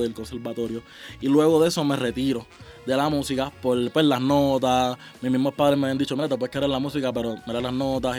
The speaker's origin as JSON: {"language": "Spanish", "country": "Puerto Rico", "said": "en mi país, en Puerto Rico"}